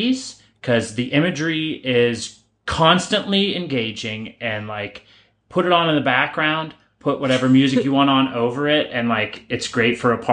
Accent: Pittsburgh, Pennsylvania, United States; we're from Pittsburgh

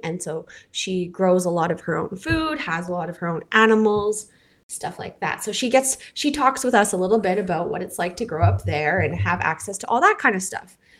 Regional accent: Canada; I'm your Canadian host

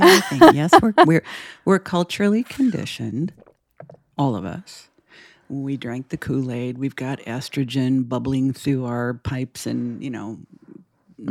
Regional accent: Los Angeles, California, United States; moved away as an adult; now in Portland, United States; I have lived in Los Angeles all my life

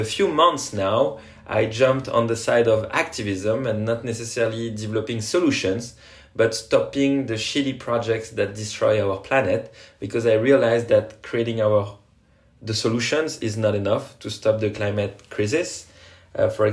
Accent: French Polynesia; now in France; I come from Tahiti, French Polynesia, an island that is risking to go underwater because of climate change.

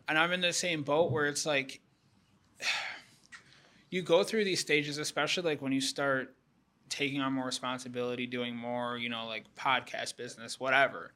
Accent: Houston, Texas, United States; I'm from Houston

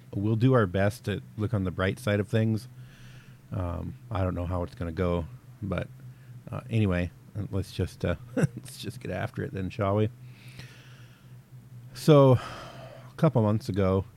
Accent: the South, United States; now in North Dakota, United States; I'm originally from the South

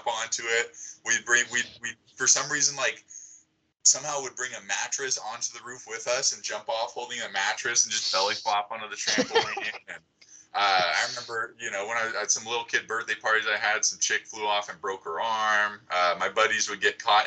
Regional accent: San Diego, California, United States; I'm from San Diego

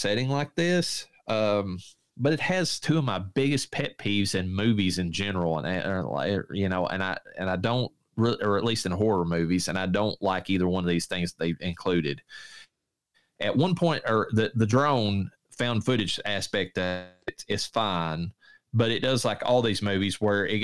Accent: Eastern Kentucky, United States; I'm from Eastern Kentucky.

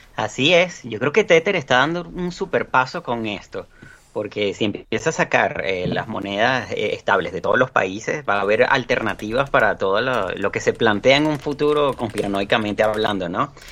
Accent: Venezuela; Yo lo estoy viviendo, por ejemplo, en mi país

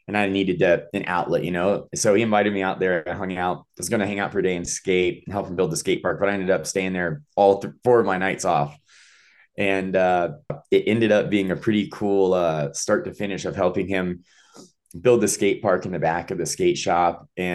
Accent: Nashville, Tennessee, United States; So originally from Nashville, Tennessee, but I had a very gypsy-like family of moving around my whole life. But Nashville is where I call home.

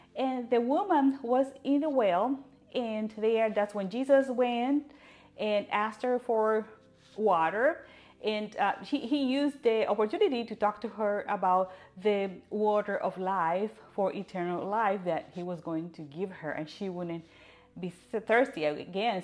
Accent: Puerto Rico; I was born in Puerto Rico

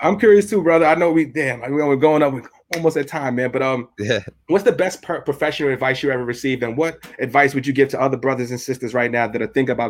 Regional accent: New York City, New York, United States; from Evander Childs High School in the Bronx.

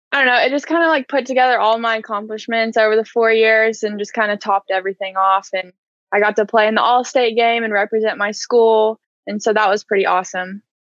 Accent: Edmond, Oklahoma, United States; I grew up in Edmond and I went to Edmond North and I played four years there

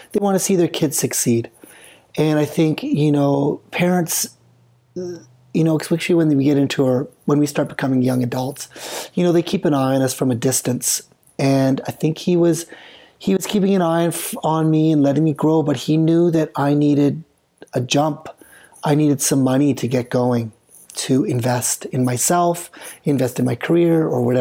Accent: British Columbia, Canada; I'm from BC

